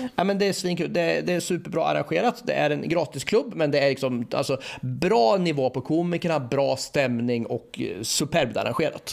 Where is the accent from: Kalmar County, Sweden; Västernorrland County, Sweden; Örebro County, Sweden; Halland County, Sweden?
Örebro County, Sweden; Örebro; jag är också från Örebro precis som bröderna Fares